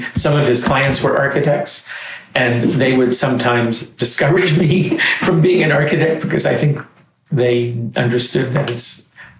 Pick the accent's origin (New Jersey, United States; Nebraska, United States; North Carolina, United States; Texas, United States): New Jersey, United States; Radburn; I grew up in upstate New Jersey, in Radburn, New Jersey, which is a very interesting community.